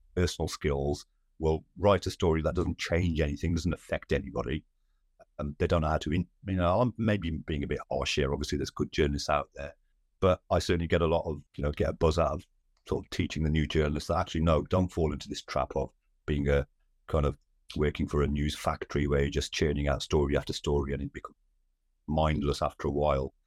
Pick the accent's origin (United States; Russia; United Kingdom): United Kingdom; Wolverhampton, West Midlands; Born and brought up in Wolverhampton, in the West Midlands